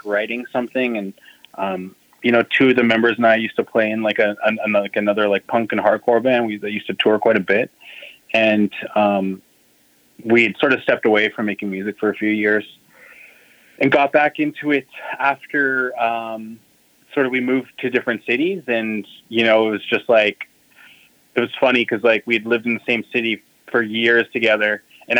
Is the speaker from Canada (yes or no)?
yes; Ontario, Canada; So we're both from Ontario